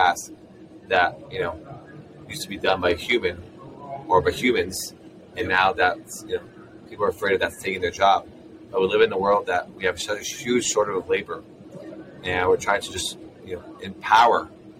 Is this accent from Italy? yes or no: no; Israel; moved away as an adult; now in San Francisco, United States; I'm originally from Israel, and that's where we started the company